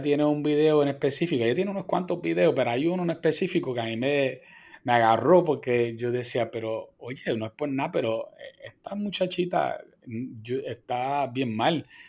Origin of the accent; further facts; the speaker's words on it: Quebradillas, Puerto Rico; aquí en, mi pueblo de Quebradillas